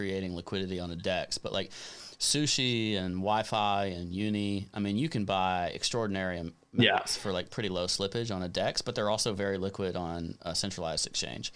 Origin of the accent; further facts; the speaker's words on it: United States; as an American